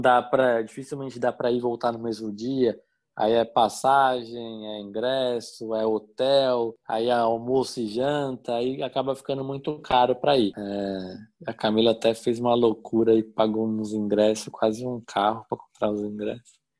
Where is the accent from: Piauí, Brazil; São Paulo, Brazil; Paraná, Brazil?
São Paulo, Brazil; moved away as an adult; also born or lived in Santo André / Mauá / Atibaia; Eu sou nascido em Santo André, Grande São Paulo. Morei em Mauá até meus 10 anos de idade. É, minha família é toda da Zona Leste de São Paulo. Cresci ali na Zona Leste